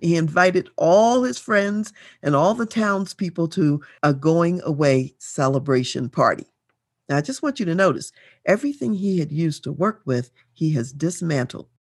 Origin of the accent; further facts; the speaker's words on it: Colorado, United States; though I'm from Colorado, I'm here in Colorado